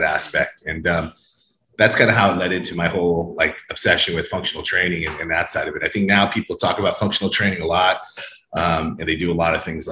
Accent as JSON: {"language": "English", "region": "Hawaii", "country": "United States", "tie": "born or raised there", "moved": "yes", "lives_now": "Orange County, California, United States", "said": "I spent a lot of time growing up in Hawaii, and a lot of my friends and family are still there."}